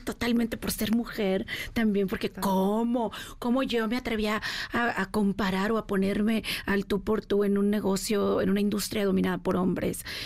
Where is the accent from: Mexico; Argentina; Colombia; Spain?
Mexico; moved away as an adult; now in United States